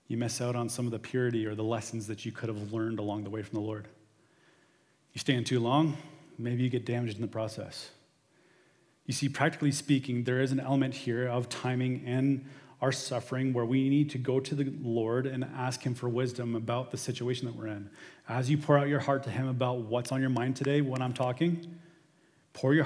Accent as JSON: {"language": "English", "town": "St. Thomas", "region": "Ontario", "country": "Canada", "said": "We're from St. Thomas"}